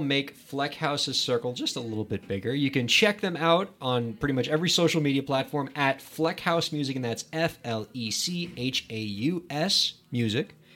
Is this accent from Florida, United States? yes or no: yes; Miami, Florida, United States; Miami, my hometown